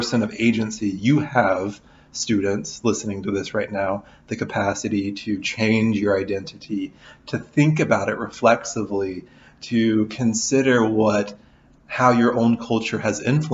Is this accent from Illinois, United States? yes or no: yes; Southern Illinois, United States; also born or lived in Kentucky; now in Lawrence, United States; I'm from Southern Illinois originally